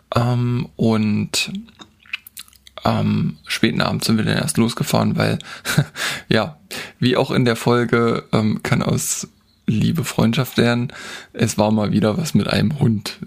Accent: Germany; also born or lived in Harz; bei uns in Deutschland

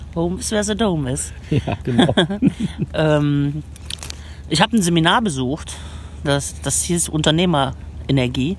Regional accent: Aachen, North Rhine-Westphalia, Germany; moved away as an adult; also born or lived in Cologne; ich würde den Laden meiner Eltern übernehmen in Aachen

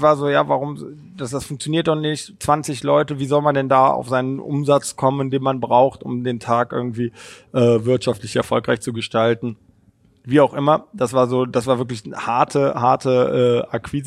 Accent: Cologne, North Rhine-Westphalia, Germany; ich bin selber gebürtiger Kölner

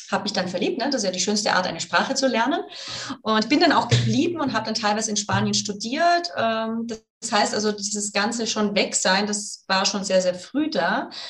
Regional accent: Baden-Württemberg, Germany; born there; accent: Swabian; ich bin übrigens gebürtige Schwäbin, das heißt, ich muss das jetzt Schwäbisch schwätzen.

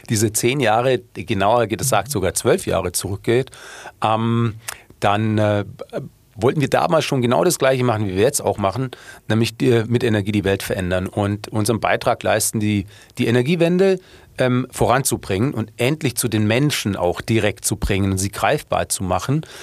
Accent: Munich, Bavaria, Germany; aber das Problem als Münchner ist ja dann

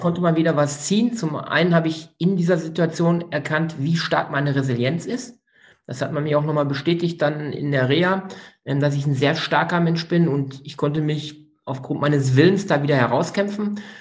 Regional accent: Münsterland / Ruhr area, North Rhine-Westphalia, Germany; Jetzt komme ich aus dem Münsterland Ruhrgebiet

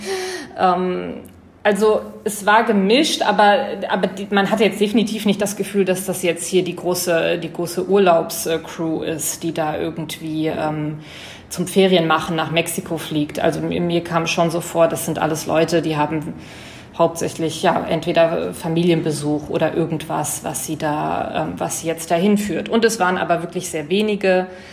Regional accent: Germany; als Deutscher

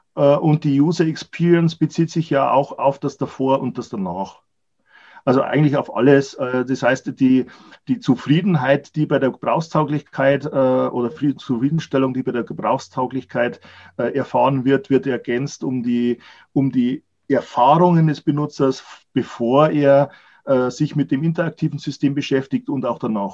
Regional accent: Germany; Wir als Deutsche

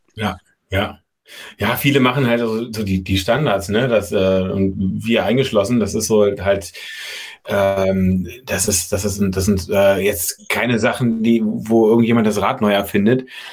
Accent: Berlin, Germany; also born or lived in Freiberg, Saxony; als Berliner

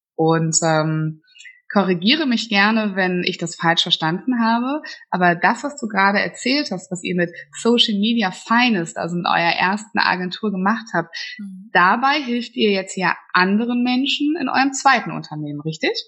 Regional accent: Flensburg, Schleswig-Holstein, Germany; moved away; meine alte Heimat, also sehr, sehr weit im Norden von Deutschland

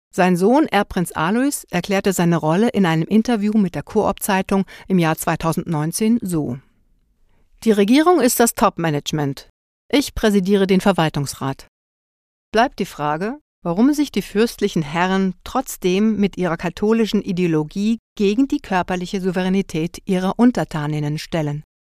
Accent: Liechtenstein; moved away; Ich als im Ausland lebende Liechtensteinerin

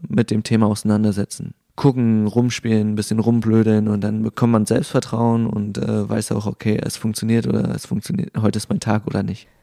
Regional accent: Rostock, Mecklenburg-Vorpommern, Germany; ich komme aus Rostock

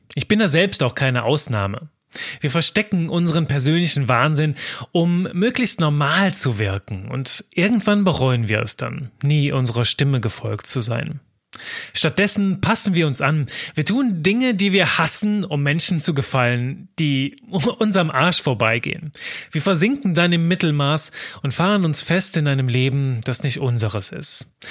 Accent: Belgium; now in Cologne, Germany; Ich bin Belgier

